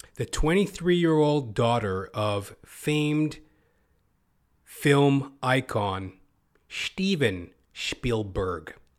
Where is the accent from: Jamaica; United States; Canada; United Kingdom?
Canada; Toronto, Ontario; I hail from Toronto, Canada